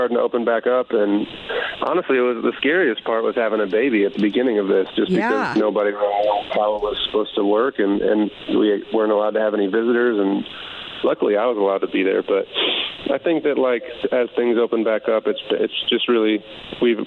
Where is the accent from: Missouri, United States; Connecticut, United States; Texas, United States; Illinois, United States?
Illinois, United States; Chicago; moved away; I'm from Chicago